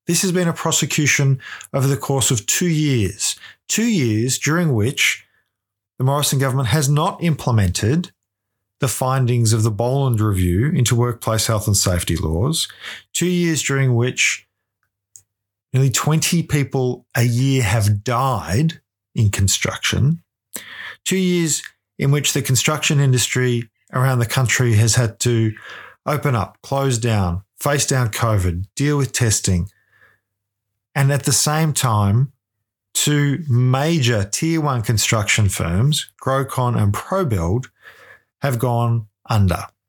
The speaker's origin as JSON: {"language": "English", "town": "Ballarat", "region": "Victoria", "country": "Australia", "said": "I'm from Ballarat."}